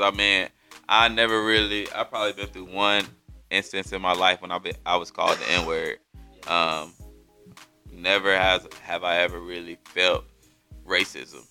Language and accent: English; Erie, Pennsylvania, United States; now in Fayetteville, United States; I'm from Pennsylvania, like from a little town called Erie, PA, where really it's just black people and Italian people.